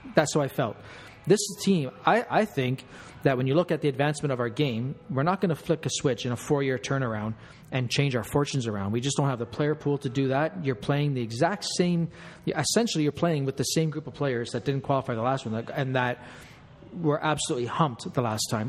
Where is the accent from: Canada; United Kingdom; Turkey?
Canada; we're Canadian